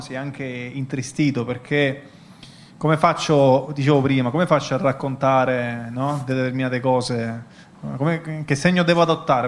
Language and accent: Italian; Messina, Sicily, Italy; Messina, ma la città da cui vengo